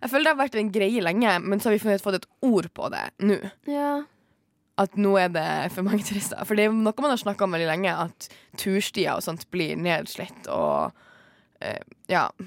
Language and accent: Norwegian; Northern Norway, Norway; fra Nord-Norge og jeg kan ikke leve med flyskam.